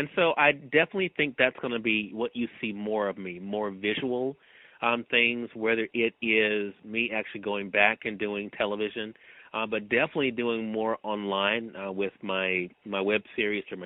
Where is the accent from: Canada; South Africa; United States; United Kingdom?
United States; Mississippi; I'm from Mississippi